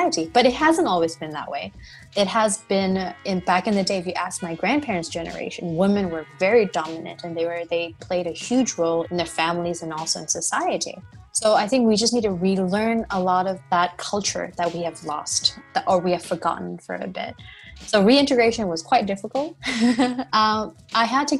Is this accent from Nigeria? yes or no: no; Myanmar; moved away as an adult; also born or lived in United States; I am a Burmese